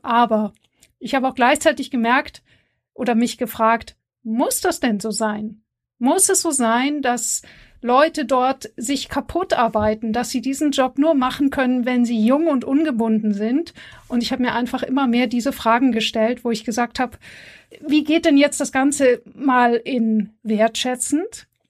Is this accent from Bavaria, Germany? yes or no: yes; Bavaria, Germany; ich komme ja aus Bayern